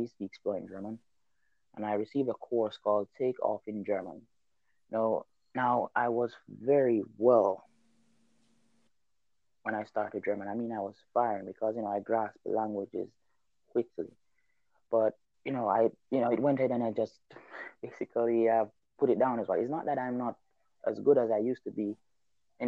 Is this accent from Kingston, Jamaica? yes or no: no; Clarendon, Jamaica; first language Jamaican Patois; I am from Jamaica. I'm a natural bilingual. I speak two languages naturally from birth, Patois and English. Okay, so when I was growing up in the countryside